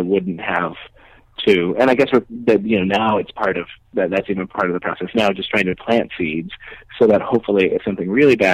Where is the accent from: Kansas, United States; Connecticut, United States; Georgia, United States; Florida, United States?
Connecticut, United States; born or raised there; now in New York, United States